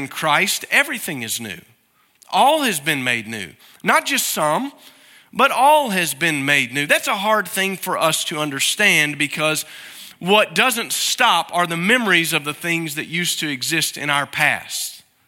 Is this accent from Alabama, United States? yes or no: yes; Alabama, United States; born there; Now, where I'm from is important. I guess my birth certificate says that I was born in Alabama. I don't claim it too often unless you really bear down on me about that.